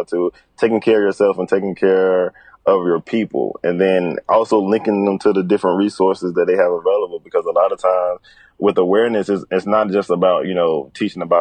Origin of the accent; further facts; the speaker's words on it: Bertie County, North Carolina, United States; my hometown of Bertie County in North Carolina